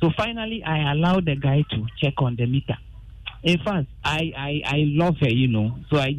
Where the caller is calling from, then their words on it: Adenta, Greater Accra, Ghana; Yes, I'm calling from Adenta.